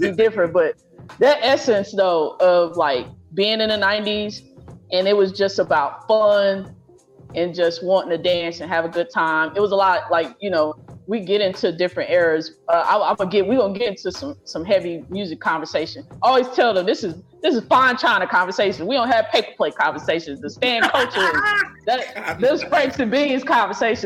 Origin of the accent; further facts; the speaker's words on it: Oklahoma, United States; I'm from Oklahoma